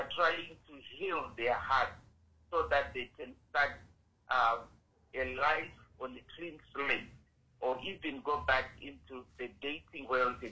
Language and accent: English; Zimbabwe; now in Canada; I'm originally from Zimbabwe, but now I'm residing in Canada